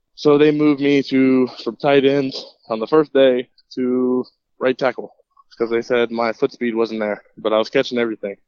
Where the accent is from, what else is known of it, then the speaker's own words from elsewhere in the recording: Jacksonville, Florida, United States; I grew up in Jacksonville pretty much my whole life